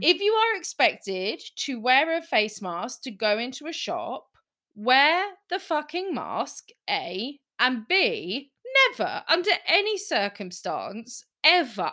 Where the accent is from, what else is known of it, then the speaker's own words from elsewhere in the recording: United Kingdom; we're British.